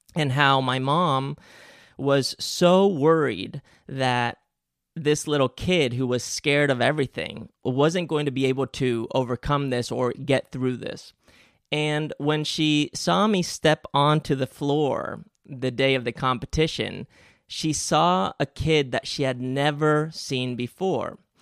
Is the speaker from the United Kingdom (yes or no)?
no; Spain; English is a second language; moved away; I grew up in Spain and English is actually my second language